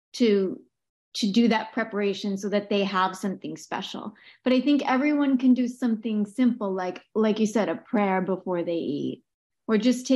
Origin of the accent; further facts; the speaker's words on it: Boston, Massachusetts, United States; I was born in Boston. I went to a Catholic school